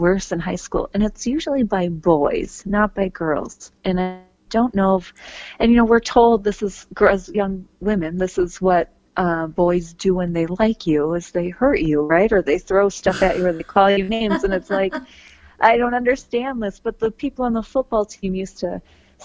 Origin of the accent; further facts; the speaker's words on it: Green Bay, Wisconsin, United States; I grew up in Green Bay, Wisconsin